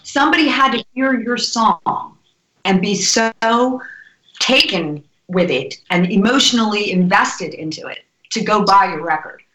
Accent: New Jersey, United States; also born or lived in New York; I'm originally from New Jersey

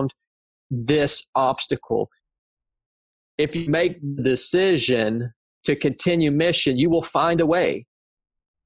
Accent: North Georgia, United States; I show back up here to my hometown in North Georgia.

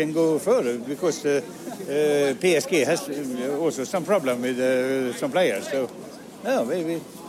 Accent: Molde, Møre og Romsdal, Norway; English is a second language; I'm from Molde.

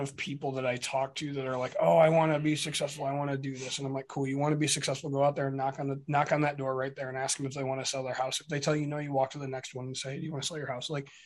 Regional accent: Michigan, United States; we're from Michigan.

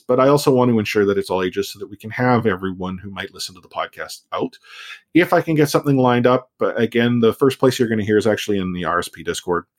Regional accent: Canada; I'm a Canadian

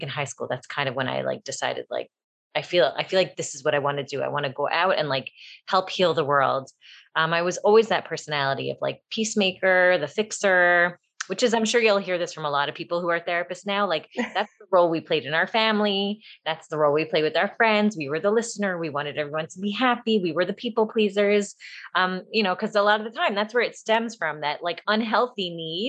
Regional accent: Toronto, Ontario, Canada; moved away as an adult; also born or lived in Buffalo, New York / Queens, New York; now in Five Towns, United States; I lived there until I was 5, and then I moved to Canada, and I was raised in Toronto

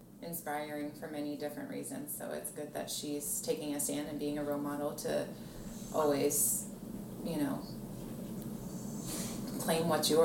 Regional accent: Carroll County, Maryland, United States; growing up in Carroll County.

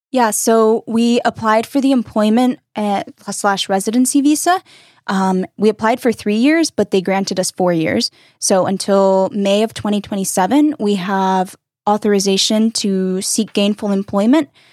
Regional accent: North Carolina, United States; moved away as an adult; also born or lived in Mexico (ancestry); now in Berlin, Germany; We are from North Carolina on the East Coast

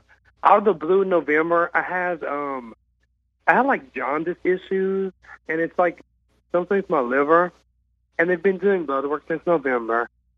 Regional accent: Louisiana, United States; moved away as an adult; now in Dallas, United States; I'm from Louisiana, but I moved to Dallas earlier this year, so I'm calling from Big Dallas, Texas.

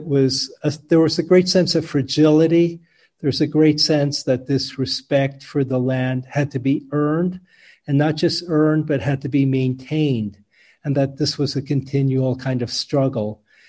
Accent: New York City, New York, United States; moved away; also born or lived in Garden City, New York / San Francisco Bay Area; I was born in New York City. I lived in Queens, Fresh Meadows, when I was very young, and then a kind of suburban environment, Garden City. And there wasn't a lot of nature around. There were like trees and lawns.

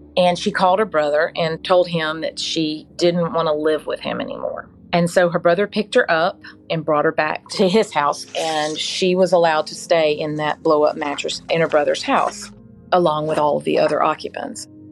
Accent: Mobile, Alabama, United States; I was born and raised here in Mobile

